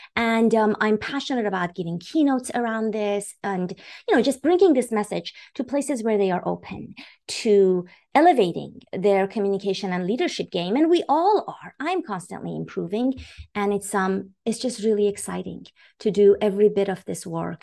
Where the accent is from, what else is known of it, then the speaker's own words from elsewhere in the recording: Iran; moved away; I was born and raised in Iran